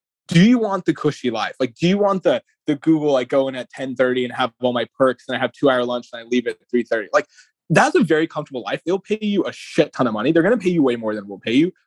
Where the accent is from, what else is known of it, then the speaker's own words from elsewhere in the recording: Lubbock, Texas, United States; moved away; me growing up in Lubbock